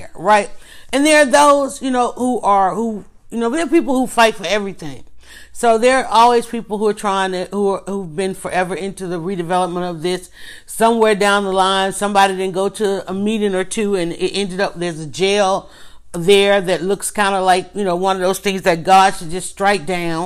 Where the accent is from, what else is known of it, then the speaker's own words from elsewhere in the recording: Atlanta, Georgia, United States; growing up, being from Atlanta, growing up in Atlanta